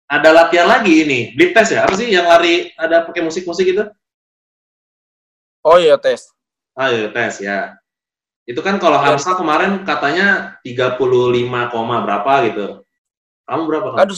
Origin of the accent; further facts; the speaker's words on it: Jakarta, Indonesia; Asli Jakarta, Bang.